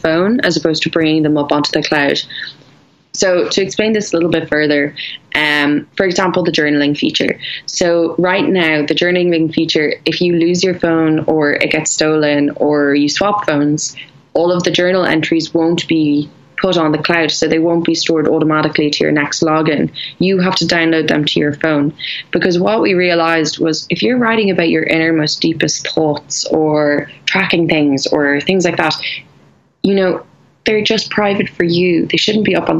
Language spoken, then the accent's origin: English; Ireland; I'm Irish